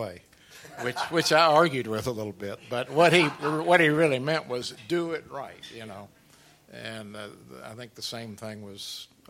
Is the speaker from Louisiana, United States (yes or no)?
no; Jacksonville, Florida, United States; I grew up in Jacksonville